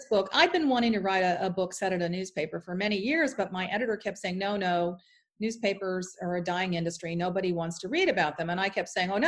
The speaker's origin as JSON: {"language": "English", "region": "Florida", "country": "United States", "tie": "born or raised there", "said": "my hometown in Florida"}